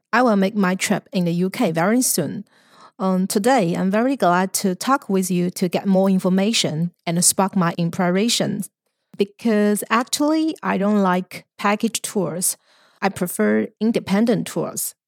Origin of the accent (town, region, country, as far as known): China